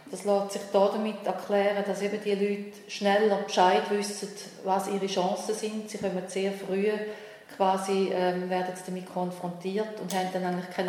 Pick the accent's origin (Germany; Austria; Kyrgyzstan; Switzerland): Switzerland; mit wie viel Sorgfalt eigentlich so ein Asylverfahren wirklich äh, abläuft bei uns in der Schweiz.